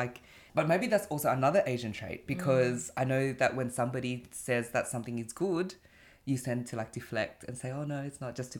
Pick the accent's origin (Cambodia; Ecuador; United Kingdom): Cambodia; first language Chinese; English is a second language; English was like my third language at that point because we would speak Chinese at home, but because I grew up in Cambodia, I would, like, the environment that I was around was speaking Khmer.